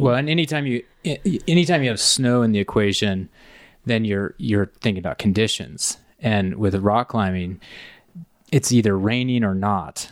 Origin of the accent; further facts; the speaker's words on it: Indiana, United States; moved away as an adult; I grew up in Indiana